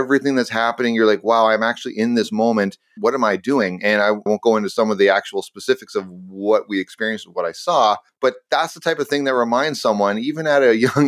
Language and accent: English; Canada; I'm a Canadian